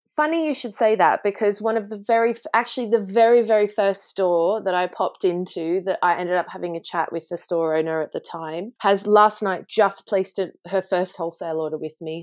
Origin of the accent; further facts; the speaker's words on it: Sydney, New South Wales, Australia; now in London, United Kingdom; I grew up, you know, in a family business, you know, my parents ran and my dad still runs a successful plant nursery in Sydney